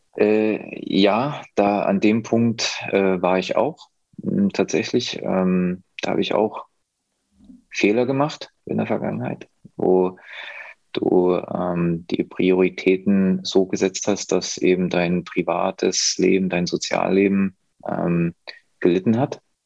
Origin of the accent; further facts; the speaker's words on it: near Leipzig, Saxony, Germany; ich komme aus der Nähe von Leipzig, kenne mich da gut aus